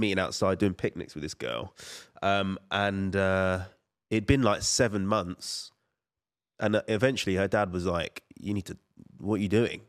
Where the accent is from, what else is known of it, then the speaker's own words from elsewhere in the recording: Colchester, East of England, United Kingdom; I'm from Colchester